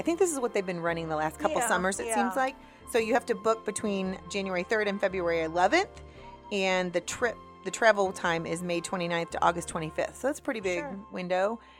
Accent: United States; as an American

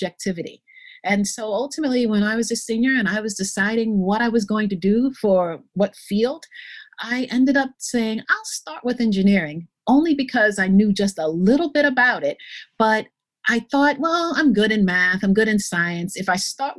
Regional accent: New York, United States; I grew up in New York and in a family of 3 children where I was the only girl

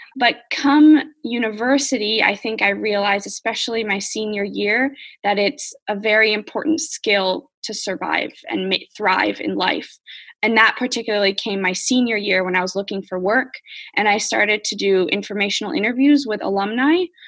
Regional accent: United States; moved away; as an American

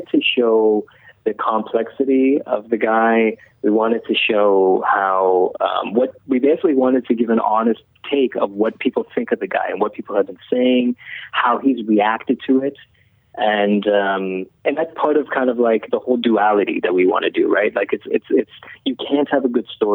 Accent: Iran; now in Canada; I came to Canada as a refugee. I was born in Iran

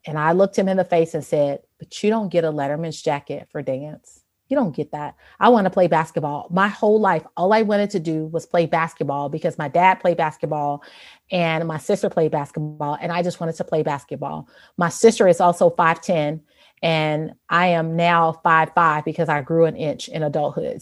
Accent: Chicago, Illinois, United States; I grew up in Chicago

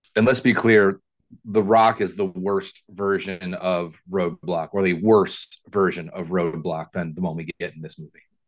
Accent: Ohio, United States; I grew up in Ohio, so I am very vanilla

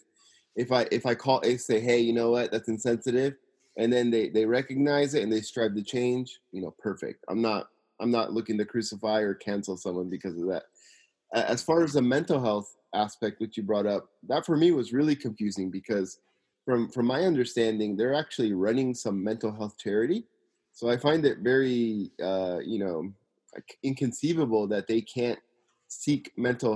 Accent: Simi Valley, California, United States; now in Tokyo, Japan; I'm from Simi Valley, California, living in Tokyo, Japan.

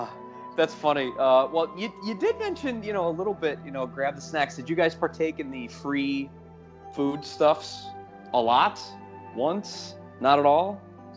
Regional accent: Northeast, United States; We're from the Northeast!

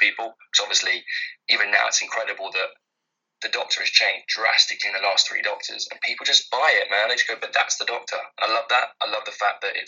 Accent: London, United Kingdom; born or raised there

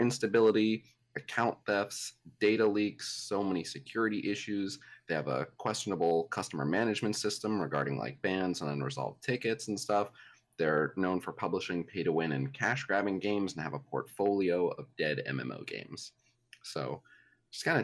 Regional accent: United States; as an American

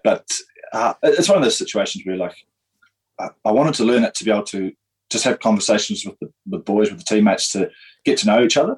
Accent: Darfield, Canterbury, New Zealand; also born or lived in Christchurch; I grew up in Darfield, so I said, 30 odd minutes outside of Christchurch yeah. uh, on a farm

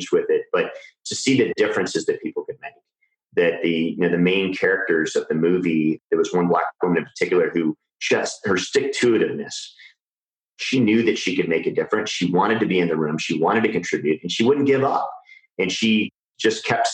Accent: Iowa, United States; I grew up in Iowa.

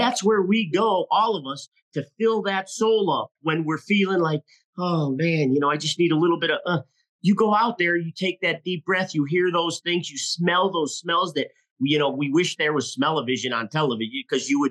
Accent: Illinois, United States; moved away as an adult; also born or lived in Southern Colorado; now in Colorado, United States; we were born and raised in Illinois

